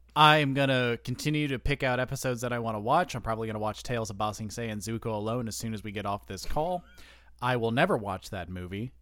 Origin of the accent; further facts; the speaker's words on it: United States; I'm an American